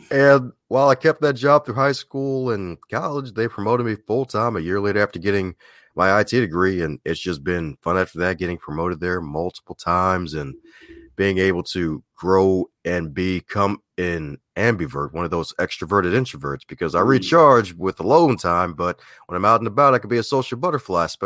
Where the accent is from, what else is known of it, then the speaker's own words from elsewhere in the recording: Baltimore, Maryland, United States; Baltimore, Maryland, the land of charm, crime, and crabs